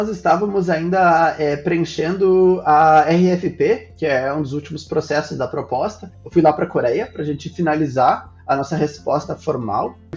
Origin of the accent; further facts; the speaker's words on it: Brazil; Ah, sim, eu passei o meu passaporte, o negócio leu que eu sou brasileiro e falou comigo em português.